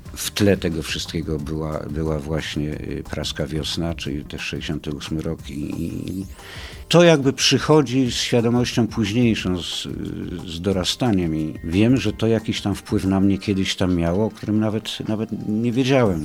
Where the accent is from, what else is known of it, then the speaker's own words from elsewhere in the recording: Kraków, Lesser Poland, Poland; moved away as an adult; also born or lived in Rzeszów; Ja jestem z Krakowa od urodzenia do powiedzmy lat 2011